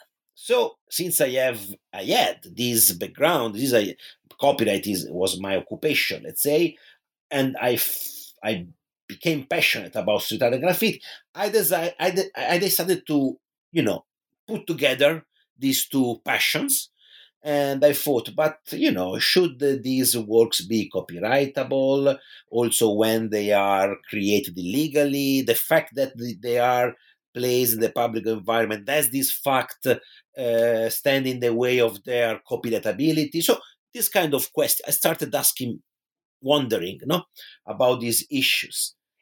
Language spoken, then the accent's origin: English; Pisa, Tuscany, Italy; in my hometown in Tuscany, which is Pisa in Italy